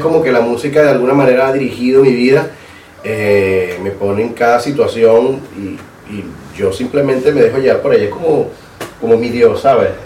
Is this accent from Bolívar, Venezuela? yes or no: yes; Bolívar, Venezuela; moved away; soy venezolano